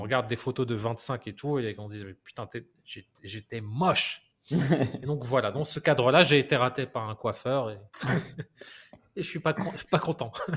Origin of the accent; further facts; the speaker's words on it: France; je suis français